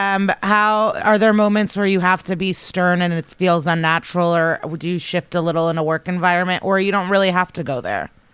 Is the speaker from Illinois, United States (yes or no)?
yes; Skokie, Illinois, United States; moved away; I'm actually in the hotel right now in my hometown of Skokie